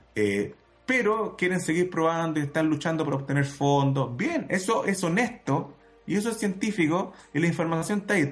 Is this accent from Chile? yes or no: yes; Santiago, Santiago Metropolitan Region, Chile; Yo crecí en Santiago eh, al lado del aeropuerto Cerrillos